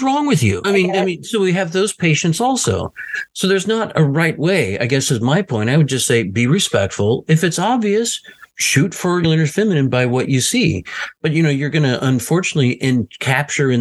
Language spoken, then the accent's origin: English; the South, United States; living and growing up in the South